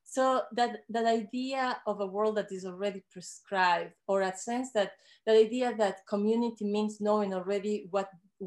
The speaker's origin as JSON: {"language": "English", "country": "Ecuador", "tie": "born or raised there", "moved": "yes", "lives_now": "Canada", "said": "I am a woman from the Andes. I grew up in Ecuador"}